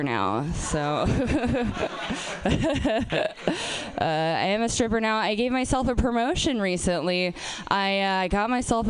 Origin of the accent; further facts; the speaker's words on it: Portland, Oregon, United States; I'm from Portland. I'm from Portland, Oregon.